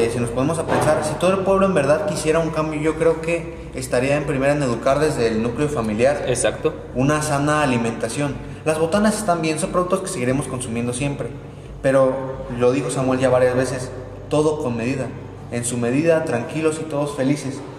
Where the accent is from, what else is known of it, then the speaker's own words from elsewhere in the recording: Mexico; ¿qué nos ha enseñado la pandemia a nosotros como mexicanos? Nos ha mostrado que somos un país de gente